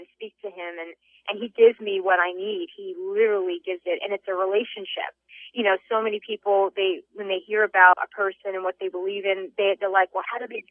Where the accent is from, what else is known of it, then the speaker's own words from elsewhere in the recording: Secaucus, New Jersey, United States; my hometown of Secaucus, New Jersey